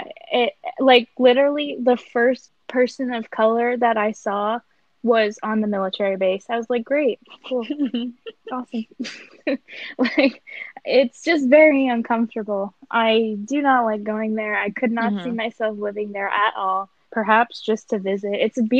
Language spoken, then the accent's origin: English; Utah, United States; born there; I've seen a lot of Mormons because I was born in Utah